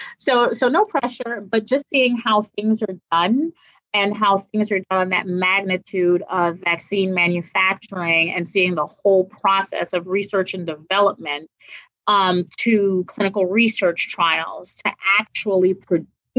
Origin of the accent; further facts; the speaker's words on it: New York, United States; I'm from New York.